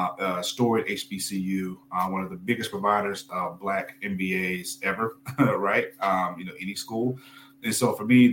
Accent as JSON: {"language": "English", "town": "Aberdeen", "region": "Mississippi", "country": "United States", "tie": "born or raised there", "said": "So I'm originally from Mississippi, born and raised in a very small town in Northeast Mississippi called Aberdeen. Population probably less than 4,000, no Walmart, 2 stoplights, you know, fairly rural place, but it was home, right?"}